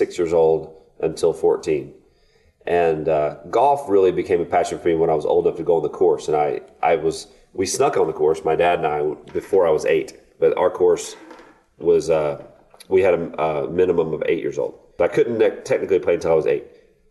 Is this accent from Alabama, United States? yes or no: yes; Florence, Alabama, United States; moved away; my hometown of Florence, Alabama